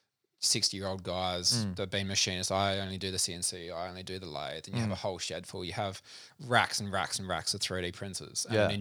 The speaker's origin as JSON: {"language": "English", "region": "South Australia", "country": "Australia", "tie": "born or raised there", "also_born_or_lived": "Adelaide", "said": "So originally born in Adelaide, lived in country South Australia from 7 to 17."}